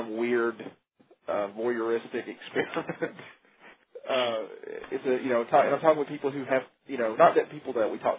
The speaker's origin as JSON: {"language": "English", "town": "Coleman", "country": "United States", "moved": "yes", "lives_now": "Huntsville, United States", "said": "I'm not originally from Huntsville. I'm from a place called Coleman"}